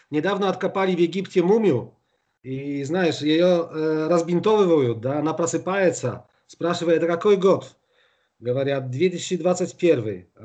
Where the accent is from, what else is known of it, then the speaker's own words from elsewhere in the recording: Białystok, Podlaskie Voivodeship, Poland; born there; Я родился в Белостоке, это восточная Польша, рядом э, с белорусским Гродно.